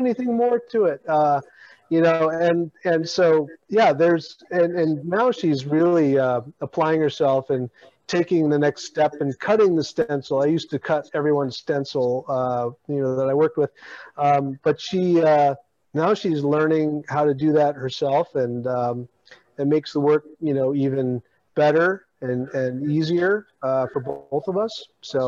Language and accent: English; Alaska, United States; oh, I'm Alaskan native too